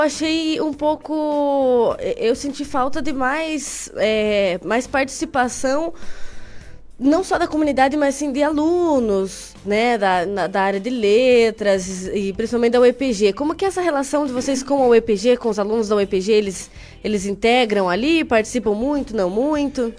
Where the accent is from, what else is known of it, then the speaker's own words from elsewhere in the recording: Carambeí, Paraná, Brazil; moved away as an adult; now in Ponta Grossa, Brazil; Eu moro aqui faz uns quatro anos, mas eu sou de Carambeí.